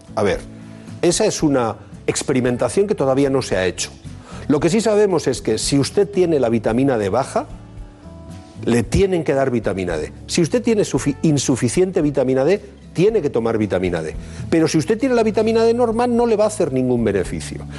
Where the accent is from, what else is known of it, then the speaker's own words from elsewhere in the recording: Bilbao, Basque Country, Spain; los de Bilbao tenemos una, una, característica